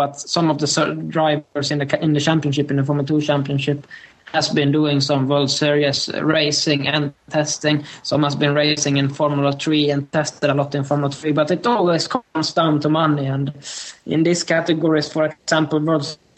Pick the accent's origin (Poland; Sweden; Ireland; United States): Sweden; moved away as an adult; also born or lived in Northampton; I've been based in Sweden the whole year in my hometown, which is 3 hours north from Stockholm.